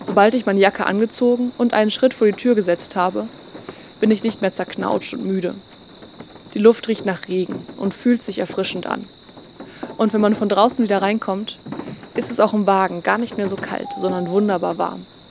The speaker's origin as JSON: {"language": "German", "town": "Leipzig", "region": "Saxony", "country": "Germany", "tie": "born or raised there", "said": "in meiner Heimatstadt Leipzig"}